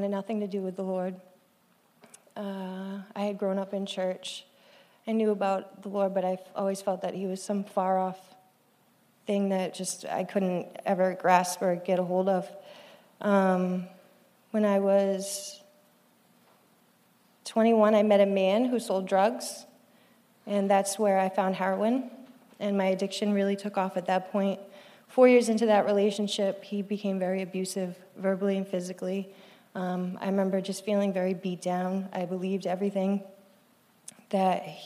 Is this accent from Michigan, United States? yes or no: no; Cape Cod, Massachusetts, United States; I grew up on Cape Cod, Massachusetts.